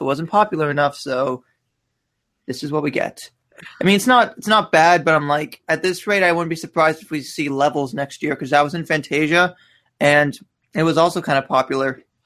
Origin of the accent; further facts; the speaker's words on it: Canada; I'm Canadian